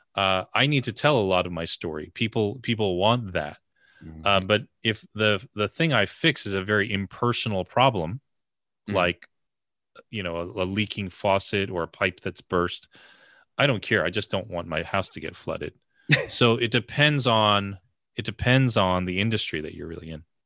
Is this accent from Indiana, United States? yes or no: no; the New York area, United States; I grew up in the New York area